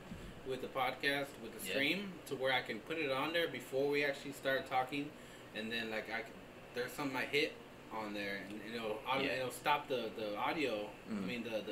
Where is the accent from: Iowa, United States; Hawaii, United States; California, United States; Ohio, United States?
Iowa, United States; Davenport; I grew up in Iowa, so it was a small city that I lived in, Davenport, Iowa